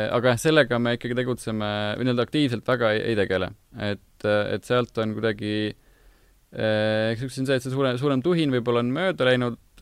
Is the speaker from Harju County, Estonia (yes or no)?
yes; Tallinn, Harju County, Estonia; pigem, pigem Tallinnast